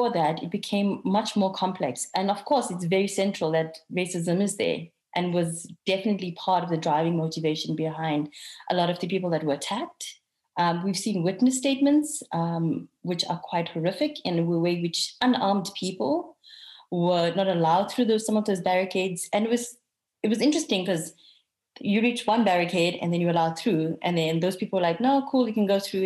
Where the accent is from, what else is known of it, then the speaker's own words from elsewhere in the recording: Durban, KwaZulu-Natal, South Africa; I also have family from Durban. I'm also from Durban.